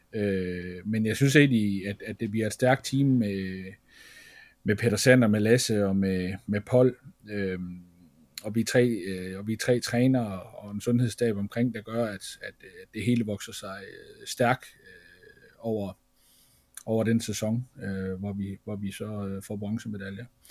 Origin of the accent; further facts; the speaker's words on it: Feldborg, Central Denmark Region, Denmark; jeg er fra Feldborg af